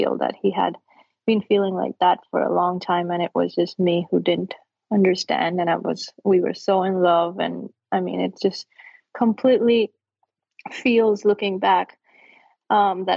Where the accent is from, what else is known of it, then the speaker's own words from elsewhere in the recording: India; moved away as an adult; now in United States; And I grew up in India